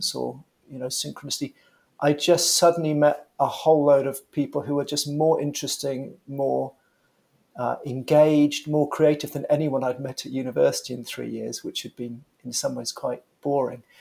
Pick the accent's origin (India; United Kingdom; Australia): United Kingdom; London; born and raised in London.